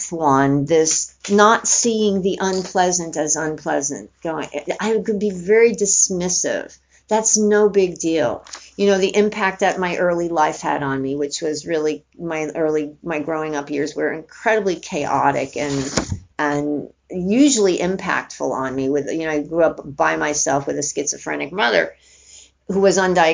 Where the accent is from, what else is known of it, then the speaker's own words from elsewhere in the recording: New York City, New York, United States; I grew up in New York City, went to high school in the South Bronx